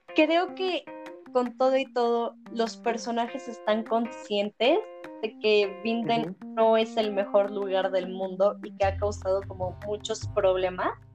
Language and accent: Spanish; Mexico; nosotros somos mexicanos